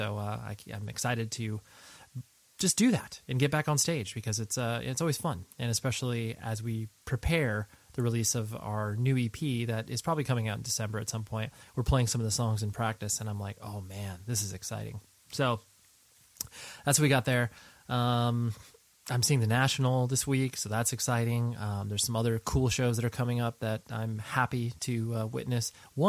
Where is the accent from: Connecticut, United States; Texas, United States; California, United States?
California, United States; Essentially born and raised in Southern California, so, you know, got exposed to music via, you know, a lot of the same methods that, you know, many of us did.